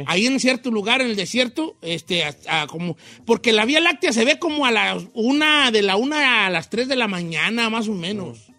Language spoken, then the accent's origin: Spanish; Michoacán, Mexico; vengo de Michoacán.